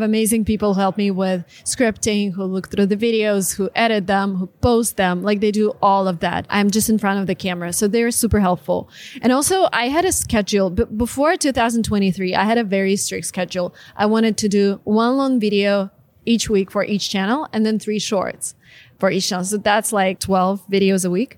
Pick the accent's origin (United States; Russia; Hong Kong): Russia; moved away as an adult; I'm Russian, was born and raised in Russia